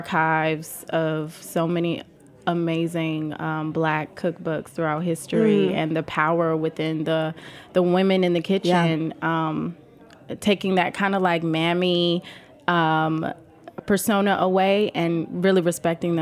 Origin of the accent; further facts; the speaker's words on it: the South, United States; I'm from the South